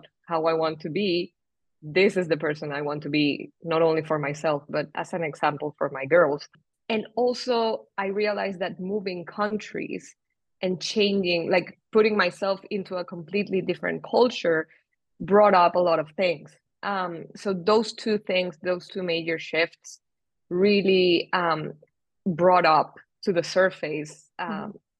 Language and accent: English; Venezuela; moved away as an adult; also born or lived in Spain / England; now in Switzerland; I moved from Venezuela, then to Spain, then to England, and then to Switzerland.